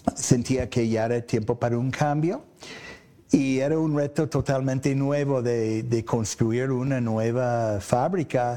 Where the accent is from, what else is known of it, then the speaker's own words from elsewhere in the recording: Oklahoma, United States; Spanish is a second language; moved away as an adult; also born or lived in Boston, Massachusetts, United States; now in Mexico; yo soy americano que vine a México ah, en 1981 lo que pasa, yo nací en Estados Unidos, en Boston, crecí allí. Eh, mi papá era un investigador de meteorología y nos cambiamos a Oklahoma